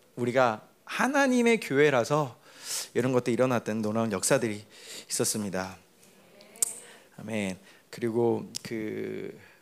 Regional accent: Paraguay; 나는 그냥 파라과에서 자라서

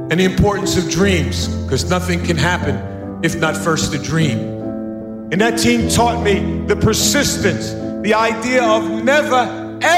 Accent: New York City, New York, United States; born there

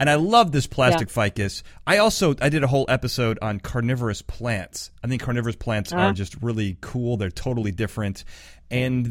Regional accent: California, United States; I'm from California

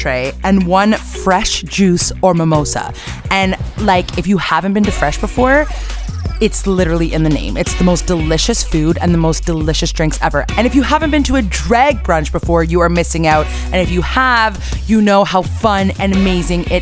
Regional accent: Canada; We're Canadian

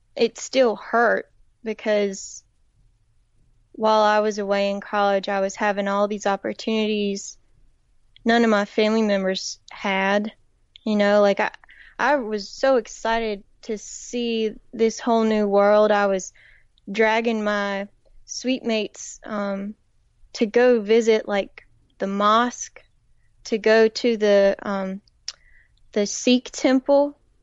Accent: Woodland, North Carolina, United States; moved away as an adult; also born or lived in Raleigh, North Carolina; they'd hear my accent and they'd wanna know where I was from. And so I would say Woodland, which is in a, a tiny town in the northeastern part of the state

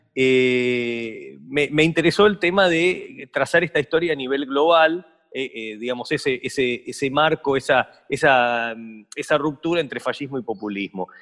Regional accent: Argentina; born or raised there

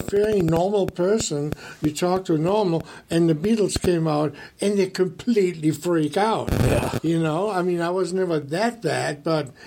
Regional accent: Germany; English is a second language; moved away as an adult; now in United States; I was pretty green when I came over from Germany. I I came over the first time in '79, invited by Don Dokken

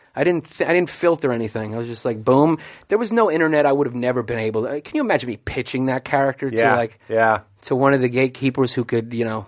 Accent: New York City, New York, United States; I grew up in New York.

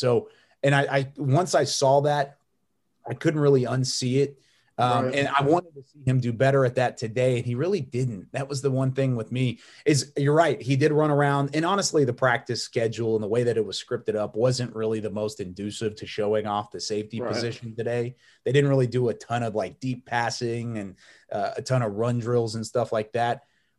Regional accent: Waco, Texas, United States; I mean, so I don't know if you knew this, but I grew up in Waco.

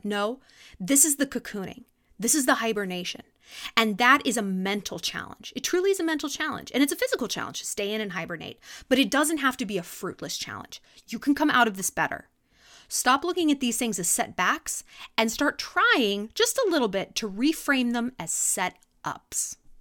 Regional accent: California, United States; now in New York, United States; growing up in California

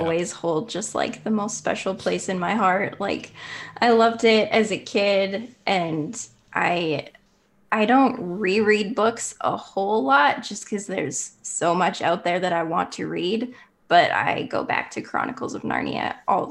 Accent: Canada; I am from Canada

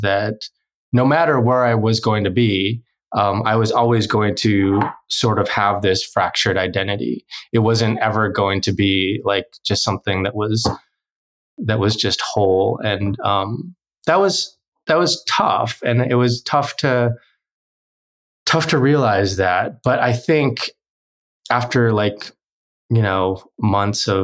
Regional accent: North Dakota, United States; first language Korean; also born or lived in South Korea; I'm an adoptee who grew up in North Dakota and I'm Korean

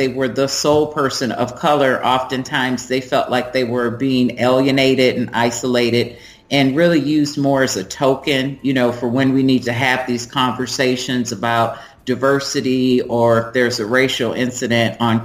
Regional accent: Milwaukee, Wisconsin, United States; moved away as an adult; also born or lived in Richmond, Virginia / Germany; I'm originally from Milwaukee, Wisconsin, and I'm the product of an interracial marriage

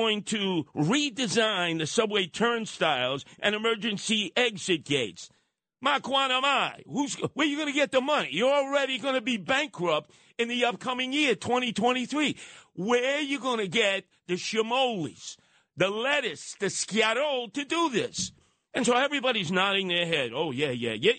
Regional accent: New York City, New York, United States; growing up in Canarsie, right there on Flatlands Avenue and Rockaway Parkway

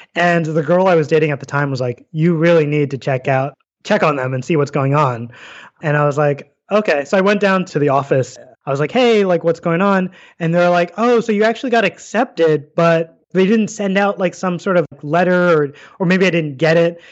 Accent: New York City, New York, United States; moved away as an adult; also born or lived in Hawaii; now in Saratoga Springs, United States; I grew up in New York City

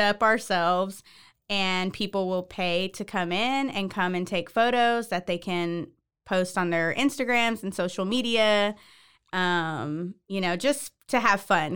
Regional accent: Houston, Texas, United States; moved away as an adult; now in Waco, United States; I am not originally from Waco. I'm from Houston, but I've been

